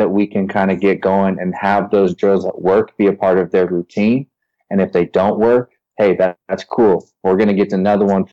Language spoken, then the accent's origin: English; San Diego, California, United States; growing up in San Diego